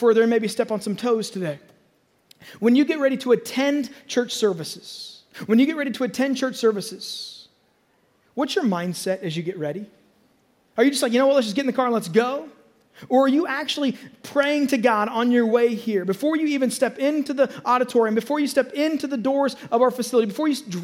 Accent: North Platte, Nebraska, United States; church was me growing up in North Platte, Nebraska

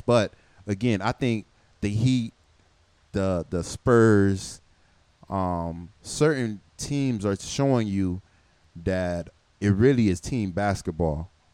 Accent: Miami, Florida, United States; I grew up in Miami my whole life

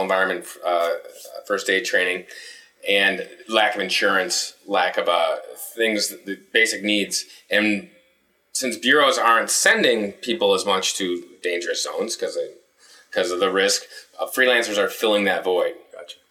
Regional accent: Chicago, Illinois, United States; now in Milwaukee, United States; I'm from the South Side of Chicago

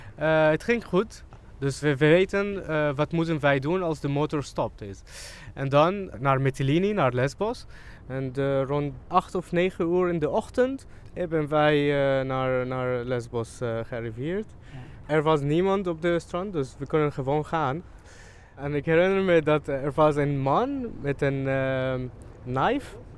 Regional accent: Syria; Dutch is a second language; moved away as an adult; now in Amsterdam, Netherlands; Ik kwam uit Syrië

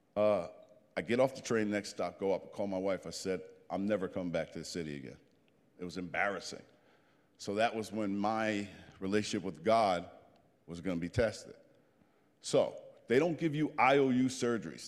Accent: New Jersey, United States; I'm a Jersey boy

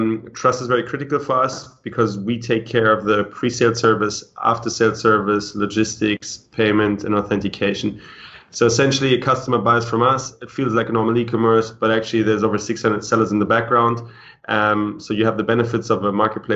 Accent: Cologne, North Rhine-Westphalia, Germany; moved away as an adult; also born or lived in London / Cambridge; I was born in Germany, in Cologne, to two Russian parents, then did a bachelor's degree at King's College in London and a master's degree in Cambridge

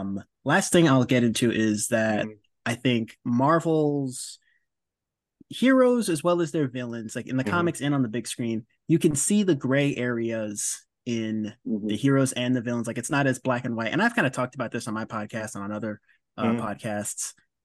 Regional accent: Oakland, California, United States; growing up in Oakland around the time of the LA riots

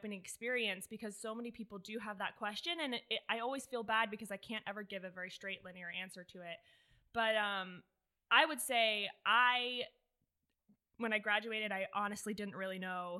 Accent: Southwest Florida, United States; moved away as an adult; now in Lexington, United States; I'm originally from Southwest Florida.

